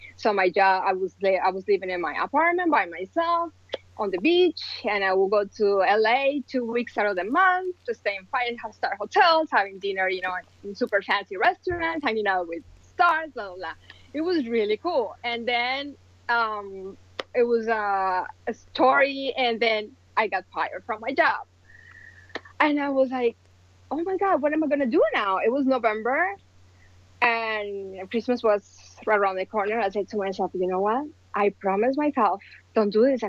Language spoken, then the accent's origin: English; Colombia; moved away as an adult; now in United States; I am original from Colombia, and I moved to the States almost 18 years ago